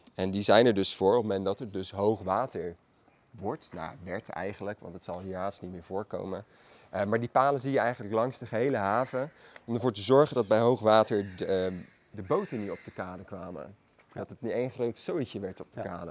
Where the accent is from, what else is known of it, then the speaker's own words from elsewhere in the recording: Maassluis, South Holland, Netherlands; Allebei zijn wij geboren en getogen in Maasluis